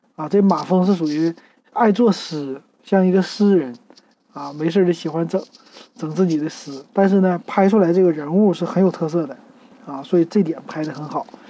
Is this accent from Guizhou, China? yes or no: no; Shenyang, Liaoning, China; 就在我们沈阳边儿上